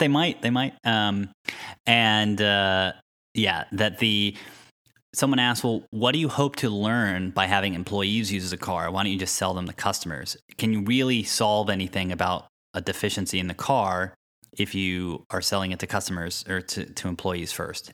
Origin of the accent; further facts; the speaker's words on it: East Coast, United States; the homes we grew up in on the East Coast